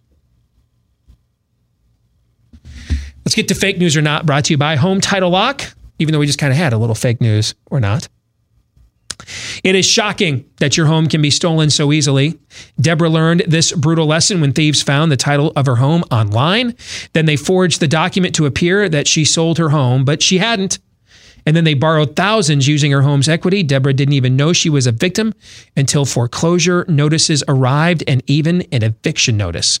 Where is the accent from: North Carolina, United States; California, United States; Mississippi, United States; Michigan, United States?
Michigan, United States; I grew up in Michigan